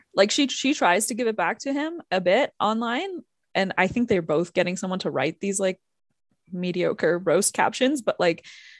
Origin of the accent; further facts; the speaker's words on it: Canada; we're both Canadian through and through.